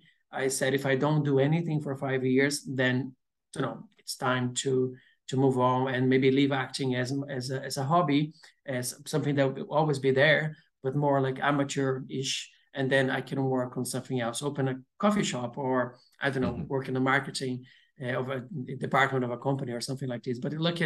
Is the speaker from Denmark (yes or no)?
no; Brazil; accent: Brazilian; English is a second language; I still have a very strong accent, but people say like my accent is a bit more neutral than a Brazilian, you know.